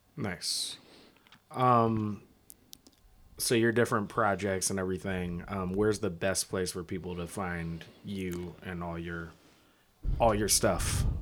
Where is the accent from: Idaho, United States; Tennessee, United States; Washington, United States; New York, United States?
Washington, United States; Seattle; I grew up right by, um, Franklin